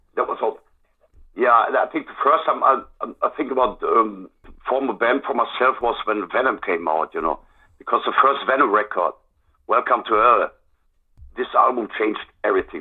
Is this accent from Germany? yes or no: yes; Germany; English is a second language; here in my hometown